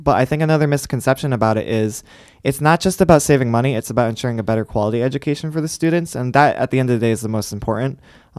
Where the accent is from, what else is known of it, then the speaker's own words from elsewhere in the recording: Ansonia, Connecticut, United States; I am from Ansonia.